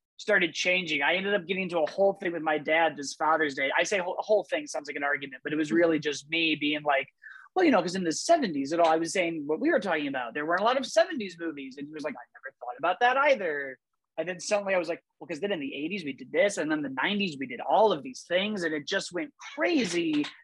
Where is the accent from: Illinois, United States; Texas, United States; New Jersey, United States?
Illinois, United States; Glenview; I grew up in Glenview, Illinois